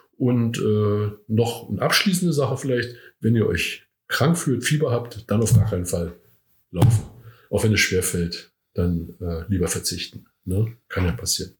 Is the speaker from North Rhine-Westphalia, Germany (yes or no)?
no; Rügen, Mecklenburg-Vorpommern, Germany; moved away as an adult; also born or lived in Brandenburg; now in Eisenach, Germany; ich komme von der Insel Rügen eigentlich, tatsächlich